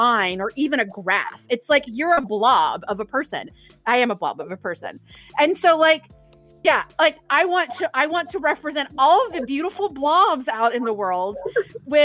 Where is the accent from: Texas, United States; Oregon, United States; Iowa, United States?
Texas, United States; East; accent: country; I'm originally from East Texas